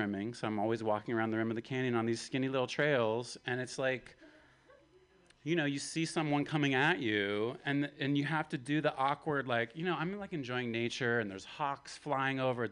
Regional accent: Appalachia, the South, United States; I'm from the Appalachia, from the South.

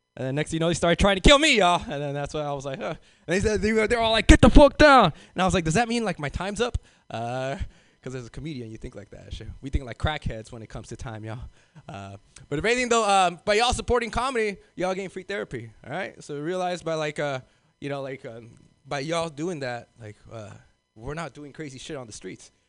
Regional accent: Los Angeles, California, United States; moved away as an adult; now in North Bay, United States; I'm originally from South Central

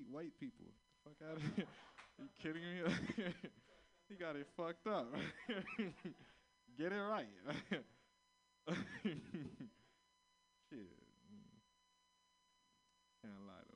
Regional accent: Florida, United States; I'm from Florida

